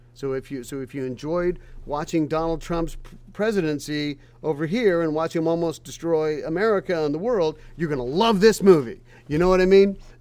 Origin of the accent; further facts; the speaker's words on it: Vancouver, British Columbia, Canada; now in Nashville, United States; I was born and raised in Vancouver